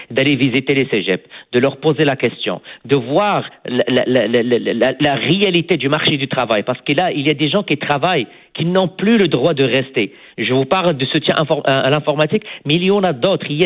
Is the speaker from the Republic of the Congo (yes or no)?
no; Quebec, Canada